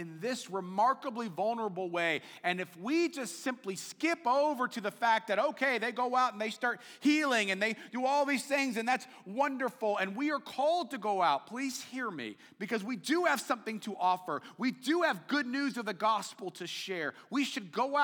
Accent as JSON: {"language": "English", "country": "United States", "said": "As an American"}